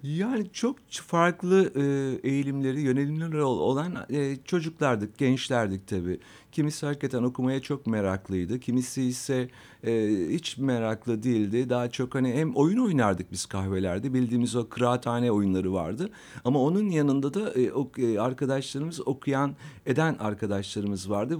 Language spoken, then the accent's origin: Turkish; Istanbul, Turkey; ben aslında, e, İstanbul'da doğdum, İstanbul'da, e, yetiştim. Fatih'te, e, Vatan Caddesi'nde benim çocukluğum geçti.